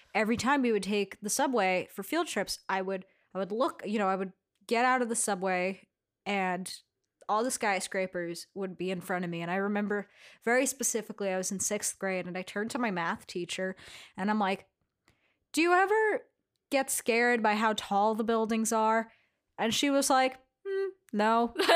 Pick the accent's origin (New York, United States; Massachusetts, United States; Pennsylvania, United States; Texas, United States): New York, United States; New York City; I grew up in Astoria